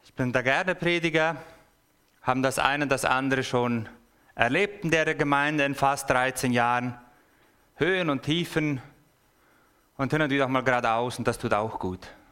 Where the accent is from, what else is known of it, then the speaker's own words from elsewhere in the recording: Paraguay; moved away as an adult; now in Basel, Switzerland; Ich bin im Paraguay geboren und aufgewachsen. Und zwar von der Volksgruppe, die direkten Zugang zum Himmel haben, das sind die Mennoniten